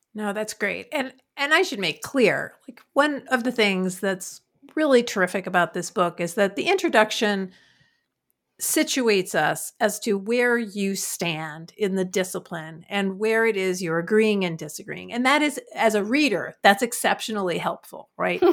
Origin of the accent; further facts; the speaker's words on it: New York City, New York, United States; I'm from Queens